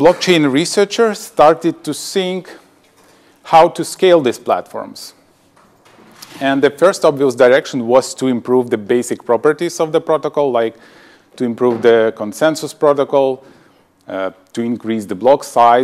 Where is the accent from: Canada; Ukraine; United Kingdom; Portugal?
Ukraine; also born or lived in Sweden; I'm from Ukraine. I got my higher education there